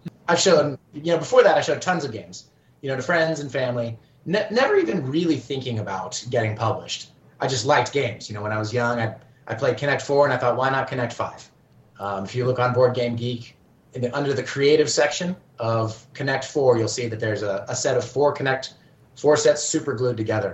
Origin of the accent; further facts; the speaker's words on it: Oklahoma, United States; moved away as an adult; also born or lived in South Korea; I grew up in Oklahoma